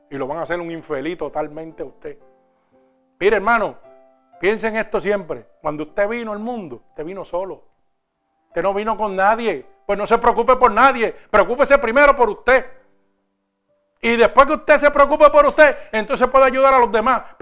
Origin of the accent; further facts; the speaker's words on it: Puerto Rico; now in New York, United States; cuando yo vine de Puerto Rico a Nueva York, vinimos con una máquina espiral y más nada.